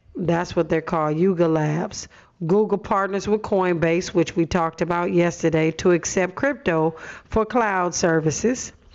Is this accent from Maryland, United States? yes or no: no; Los Angeles, California, United States; I grew up in Watts, but was bused to the San Fernando Valley